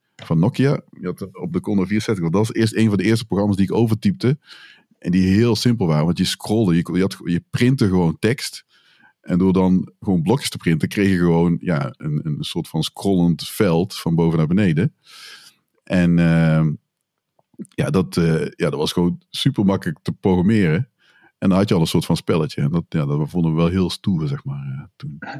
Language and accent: Dutch; Tilburg, North Brabant, Netherlands; moved away as an adult; now in Breda, Netherlands; ik ben opgegroeid in Tilburg.